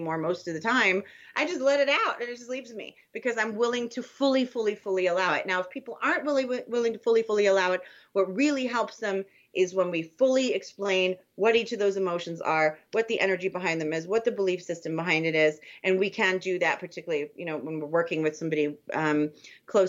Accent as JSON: {"language": "English", "country": "Germany", "tie": "born or raised there", "moved": "yes", "said": "as a child in Germany, you know, in the 70s"}